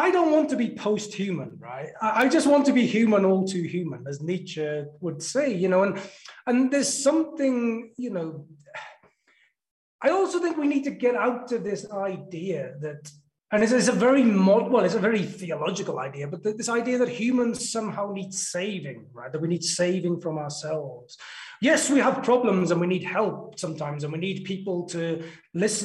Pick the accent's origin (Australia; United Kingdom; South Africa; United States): United Kingdom; South Wales Valleys; life growing up in the South Wales Valleys